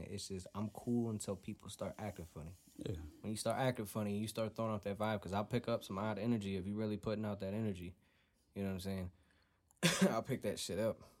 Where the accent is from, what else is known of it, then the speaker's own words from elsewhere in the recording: Flint, Michigan, United States; I'm from Flint.